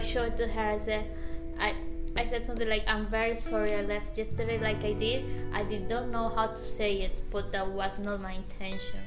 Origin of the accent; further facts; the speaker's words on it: Venezuela; English is a second language; moved away as an adult; now in Dublin, Ireland; From Venezuela.